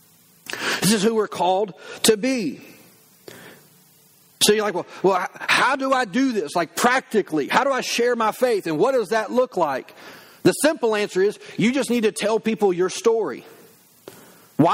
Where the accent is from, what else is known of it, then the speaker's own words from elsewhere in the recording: the South, United States; I grew up in the South